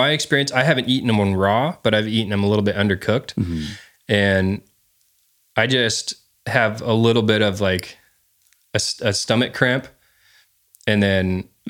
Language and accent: English; California, United States; I was raised my young childhood. I grew up on Vandenberg